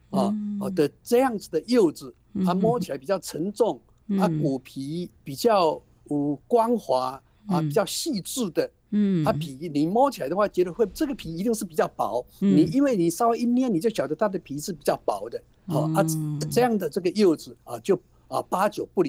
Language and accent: Chinese; Taiwan; 我们台湾话讲半斤跟十二两